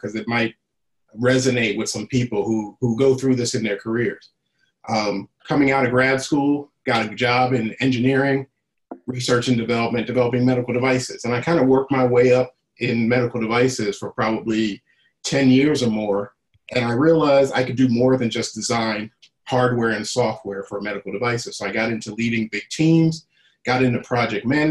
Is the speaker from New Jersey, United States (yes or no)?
yes; New Jersey, United States; moved away as an adult; I'm originally from South Jersey. I spent most of my time in South Jersey, probably up until about 30 years old. So, you know, elementary school, high school, other than going away to college, I was in New Jersey the first 30 years of my life